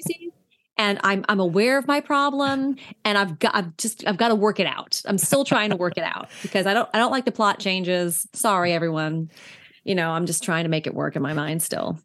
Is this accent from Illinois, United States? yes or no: no; New York, United States; as an East Coast New Yorker who knows exactly where Putnam County is